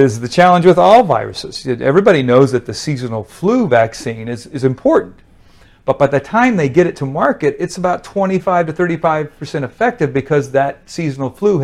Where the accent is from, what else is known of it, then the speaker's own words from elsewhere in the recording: Wyoming, United States; moved away as an adult; now in Texas, United States; I'm from Wyoming originally, wow. But now live in Texas since 86.